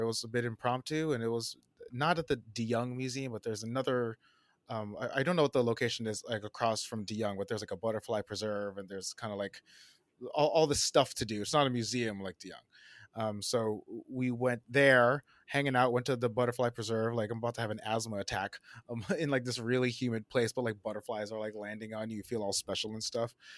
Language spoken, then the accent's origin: English; New Jersey, United States; moved away as an adult; also born or lived in Portland, Oregon; now in Brooklyn, United States; born in New Jersey, uh, kinda born and raised